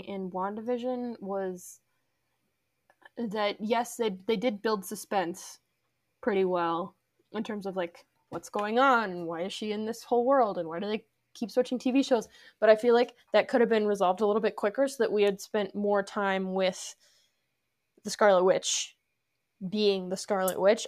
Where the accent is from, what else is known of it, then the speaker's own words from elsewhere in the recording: Arlington, Virginia, United States; We're both from Arlington